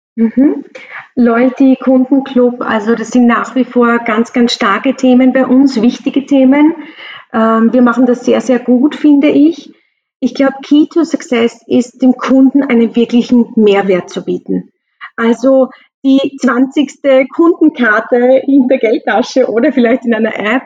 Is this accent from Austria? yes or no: yes; Austria; bei uns in Österreich